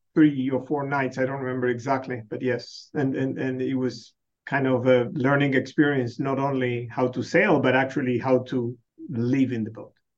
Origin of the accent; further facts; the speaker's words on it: Buenos Aires, Argentina; now in Michigan, United States; I was born in Buenos Aires.